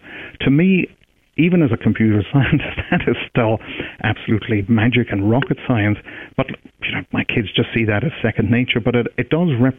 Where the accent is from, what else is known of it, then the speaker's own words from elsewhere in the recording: Derry, Northern Ireland, United Kingdom; also born or lived in Edinburgh; I'm from Derry in the north